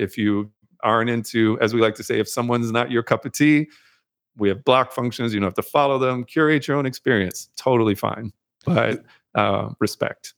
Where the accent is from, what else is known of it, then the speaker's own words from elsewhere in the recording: Amherst, Massachusetts, United States; moved away as an adult; also born or lived in North Carolina / Brooklyn, New York; I was born in North Carolina, grew up in the Northeast, Massachusetts